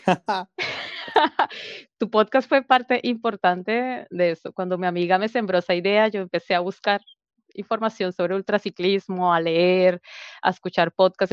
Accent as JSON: {"language": "Spanish", "country": "Colombia", "moved": "as an adult", "lives_now": "Santiago, Chile", "said": "siendo colombiana"}